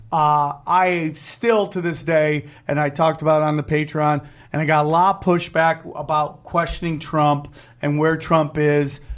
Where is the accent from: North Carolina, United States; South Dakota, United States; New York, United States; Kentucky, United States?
New York, United States; Syracuse; moved away; the Syracuse Funny Bone, my hometown